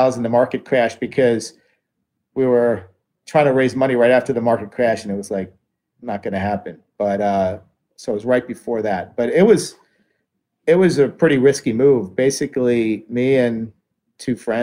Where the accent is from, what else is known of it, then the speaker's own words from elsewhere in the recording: near Atlantic City, New Jersey, United States; I grew up near Atlantic City